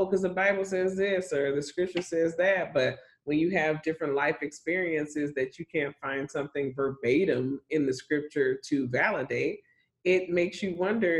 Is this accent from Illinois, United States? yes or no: yes; Chicago, Illinois, United States; now in Texas, United States; I grew up in Chicago. I grew up as a little girl on the West Side. Then we got moved out.